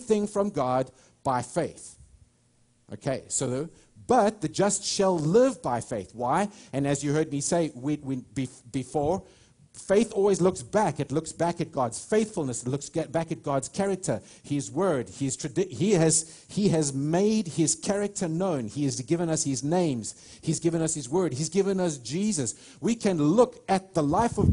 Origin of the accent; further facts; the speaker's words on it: United States; I'm an American. I love this nation